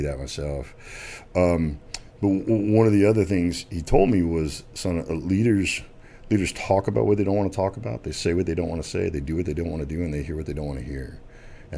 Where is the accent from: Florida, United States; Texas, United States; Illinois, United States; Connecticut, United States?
Texas, United States; Dallas; also born or lived in Arkansas; I was born in Arkansas and I moved down to Dallas in middle school, played football at South Carolina High School